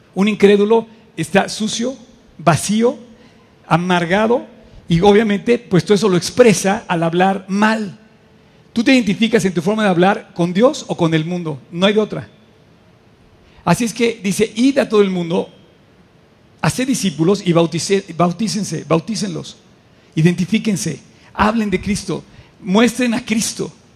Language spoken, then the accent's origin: Spanish; Mexico; como mexicanos